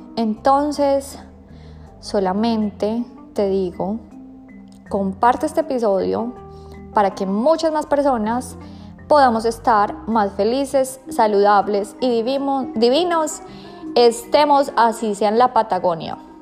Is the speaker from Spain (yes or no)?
no; Colombia; now in Australia; vengo de Colombia